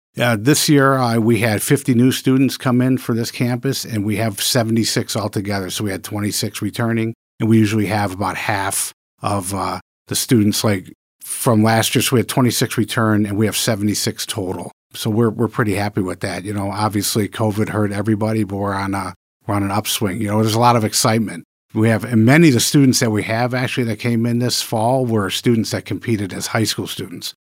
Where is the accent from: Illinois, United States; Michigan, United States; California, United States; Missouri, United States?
Michigan, United States; moved away as an adult; also born or lived in New York; I'm a Michigan native. I was born and raised in Michigan